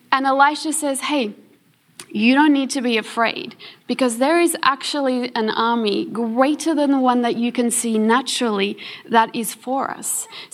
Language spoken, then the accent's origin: English; South Africa; born there; The rest of us, well, I'm born in South Africa, but I'm on an Australian passport. I'm an Australian citizen.